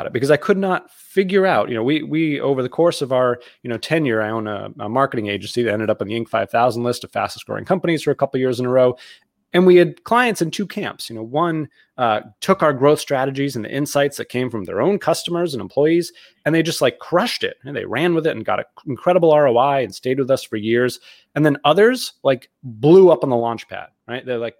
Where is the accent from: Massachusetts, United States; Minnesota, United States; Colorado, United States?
Massachusetts, United States; Boston; now in Connecticut, United States; So I grew up outside of Boston, South Shore of Boston. I'm a Bostonian. You wouldn't know it from my lack of accent